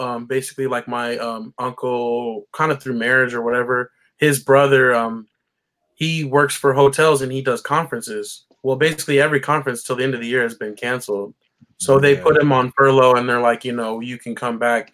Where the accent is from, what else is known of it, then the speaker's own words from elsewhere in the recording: Arizona, United States; I was born and raised here in Arizona, but my dad's family is from Columbia.